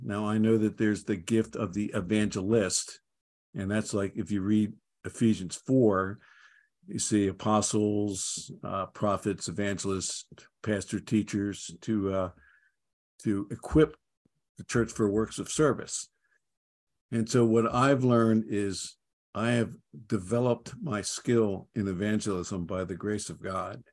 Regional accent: Philadelphia, Pennsylvania, United States; moved away as an adult; also born or lived in Dallas; I grew up in Philadelphia

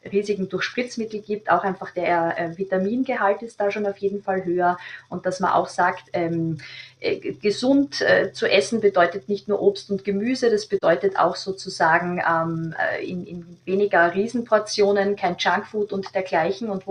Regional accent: Austria; Also das ist bei uns in Österreich, sagt die STIKO, auch äh, ihre Meinung pro Impfung.

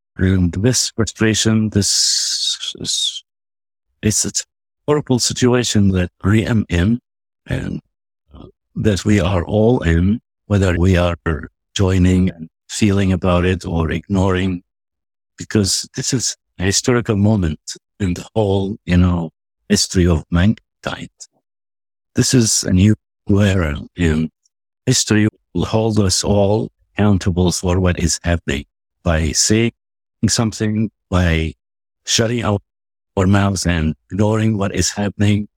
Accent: West Bank, Palestine; also born or lived in United States; now in Nablus, Palestine; I'm an American at the same time. Palestinian, but I'm also American.

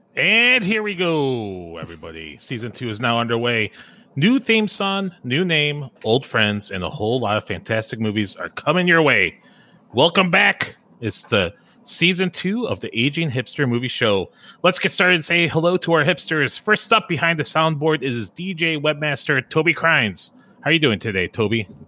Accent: Chicago, Illinois, United States; growing up around Chicagoland, uh, we didn't have like TBS or HBO, but we had WGN, the Superstation

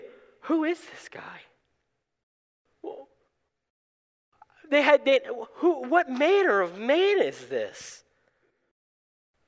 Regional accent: South Florida, United States; moved away; I grew up in South Florida

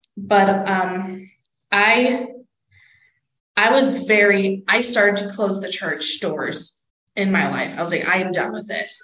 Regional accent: Palmdale, California, United States; moved away as an adult; now in Rexburg, United States; I'm actually from Southern California, Los Angeles area. If you don't know where that is, just look up Mojave Desert or Palmdale.

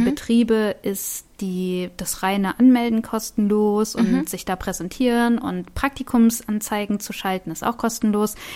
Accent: Wiesbaden, Hesse, Germany; ich komme ja aus Wiesbaden

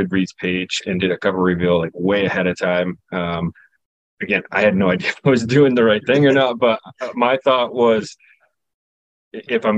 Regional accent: Newport, New Hampshire, United States; Newport is actually my hometown growing up. So it's a real town in New Hampshire

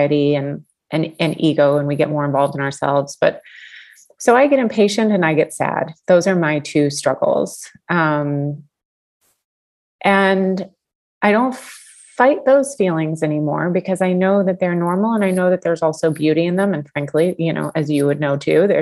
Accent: Atlanta, Georgia, United States; I grew up in Atlanta, and we would go see the Atlanta Braves

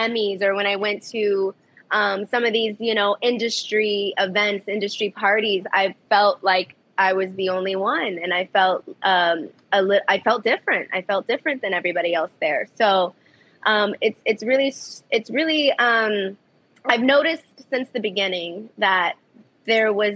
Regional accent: Kissimmee, Florida, United States; also born or lived in Chicago, Illinois / Virginia; now in Los Angeles, United States; where I really grew up was in Kissimmee, Florida

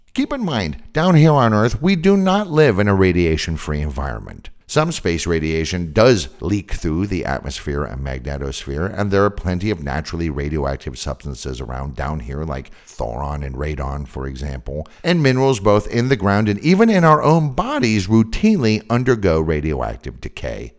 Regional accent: San Francisco Bay Area, California, United States; I'm from the San Francisco Bay Area, and I grew up with daily, literally daily, earthquakes

